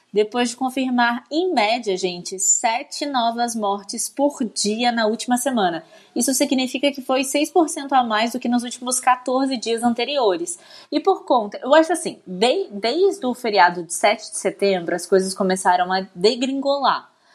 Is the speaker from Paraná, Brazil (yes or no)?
no; Barra do Piraí, Rio de Janeiro, Brazil; eu nasci em Barra do Piraí